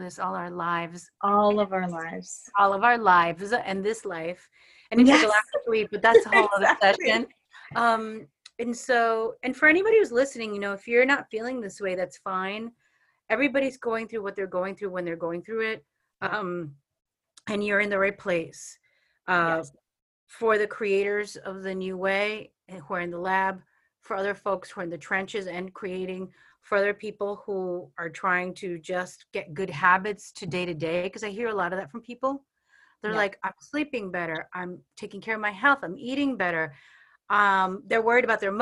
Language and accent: English; New York, United States; I'm from New York